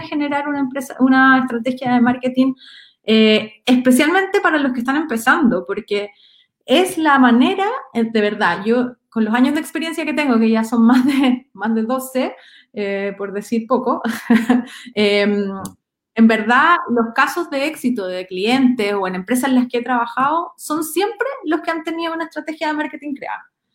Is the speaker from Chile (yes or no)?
yes; Chile; soy de región